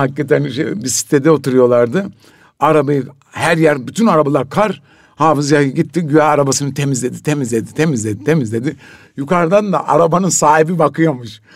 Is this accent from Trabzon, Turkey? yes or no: yes; Trabzon, Turkey; Biz şimdi Trabzonluyuz